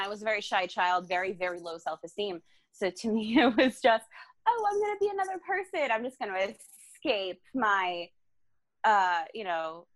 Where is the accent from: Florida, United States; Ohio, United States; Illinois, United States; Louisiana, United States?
Florida, United States; South; moved away as an adult; also born or lived in Long Island, New York; I'm originally from South Florida